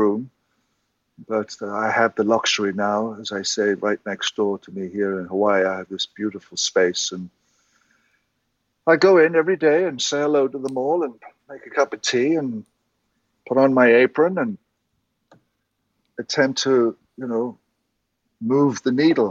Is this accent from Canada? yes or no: no; Ireland; just being Irish and confessional